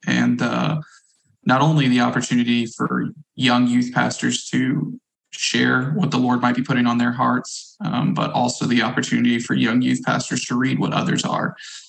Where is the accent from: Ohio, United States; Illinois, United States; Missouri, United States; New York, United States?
Missouri, United States; now in Cross Plains, United States; My wife and I have been here now for about 2.5 years, and previously born and raised in Missouri.